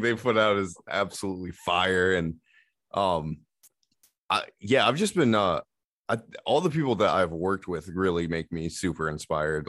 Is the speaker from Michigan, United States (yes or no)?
yes; Remus, Michigan, United States; also born or lived in Muskegon, Michigan; now in Zeeland, United States; I grew up in Remus